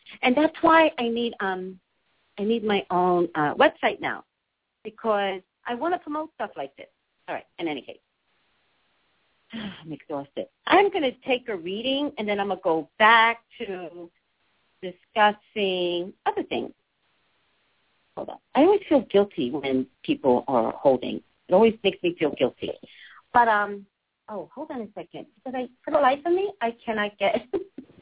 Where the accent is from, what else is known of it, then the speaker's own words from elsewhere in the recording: New York City, New York, United States; also born or lived in Staten Island; I call Staten Island my home, but I was actually raised in the Bronx.